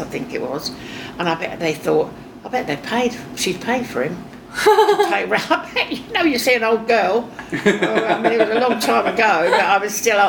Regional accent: England, United Kingdom; accent: Cockney

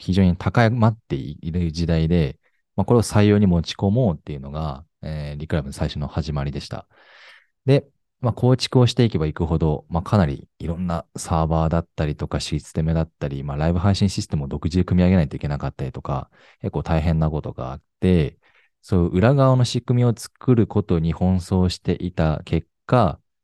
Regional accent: Sapporo, Hokkaido, Japan; also born or lived in Fukushima Prefecture; 福島県生まれ、現在今32歳でございます。えー、福島にいたのはもう一瞬で、その後すぐ札幌に行きまして、札幌で育ったんですけれども

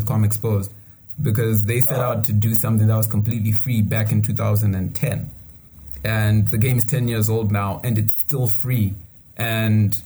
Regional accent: Zimbabwe; you say Zimbabwe

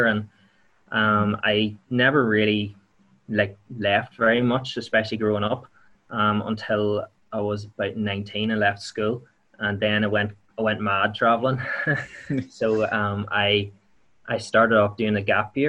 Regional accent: County Tyrone, Northern Ireland, United Kingdom; now in Enniskillen, United Kingdom; I'm from Bidmill Town in County Tyrone. I'm living in Enniskillen now.

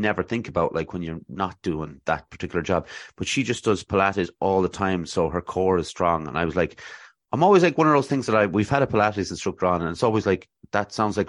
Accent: Athlone, Leinster, Ireland; I'm from Athlone here

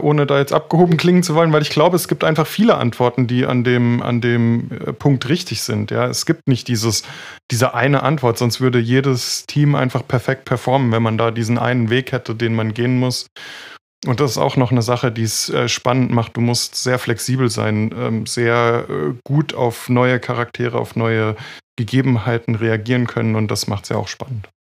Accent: Freiburg, Baden-Württemberg, Germany; ich komme ja aus Freiburg

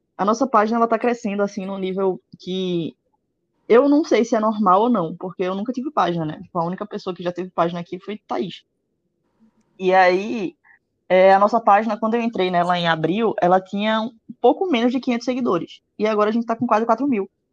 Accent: Pernambuco, Brazil; eu sou de Pernambuco

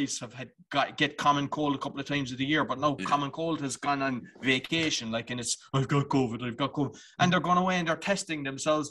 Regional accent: Ireland; I'm Irish

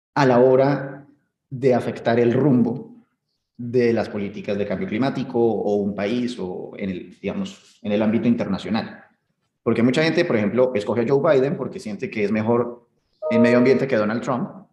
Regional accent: Colombia; Colombia, eh, de donde soy

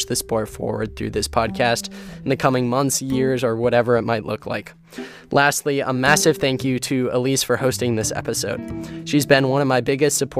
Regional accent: Erie, Pennsylvania, United States; I grew up in Erie, Pennsylvania, and Erie is one of the snowiest towns in America.

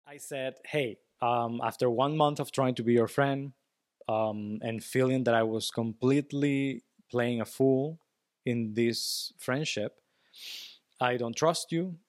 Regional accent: Venezuela; English is a second language; I'm from Venezuela.

